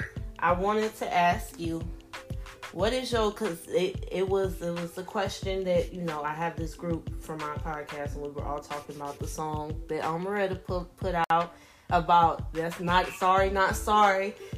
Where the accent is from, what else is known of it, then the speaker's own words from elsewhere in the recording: Florida, United States; now in Ohio, United States; I'm from Florida and I live in Ohio.